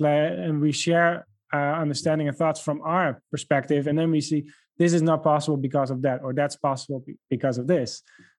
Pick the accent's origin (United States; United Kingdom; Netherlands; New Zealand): Netherlands; first language Dutch; English is a second language; We have speakers that speak besides myself. I'm originally from the Netherlands. So I speak Dutch.